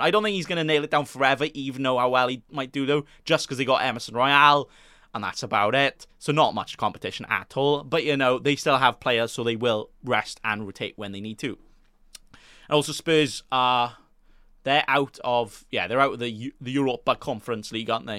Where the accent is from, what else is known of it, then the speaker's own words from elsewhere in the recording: Wales, United Kingdom; I'm Welsh